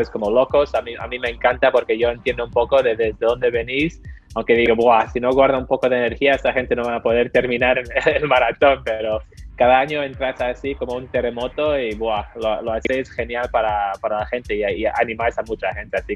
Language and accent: Spanish; Barcelona, Catalonia, Spain; born there; nací en Barcelona, tengo toda la familia ahí